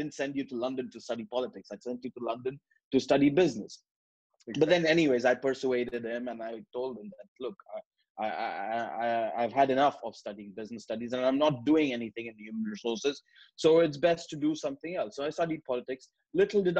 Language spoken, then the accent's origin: English; Karachi, Sindh, Pakistan; moved away as an adult; now in United Kingdom; I come from Pakistan, Karachi. And I grew up in Karachi all my life for 19 years.